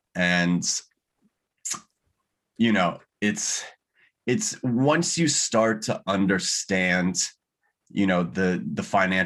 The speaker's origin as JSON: {"language": "English", "region": "California", "country": "United States", "tie": "born or raised there", "said": "You know, I was born and raised in Southern California. Spent, you know, all of my life before university there."}